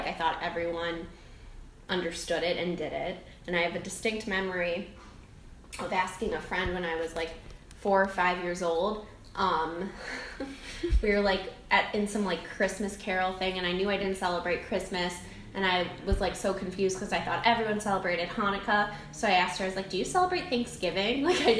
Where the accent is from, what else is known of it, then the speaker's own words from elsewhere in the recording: Cleveland, Ohio, United States; moved away as an adult; now in New York City, United States; I'm from Cleveland, Ohio